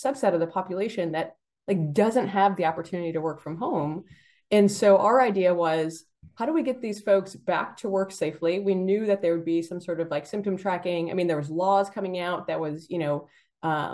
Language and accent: English; Buffalo, New York, United States; I grew up in Buffalo, New York, and in Buffalo, there's a Ford stamping plant.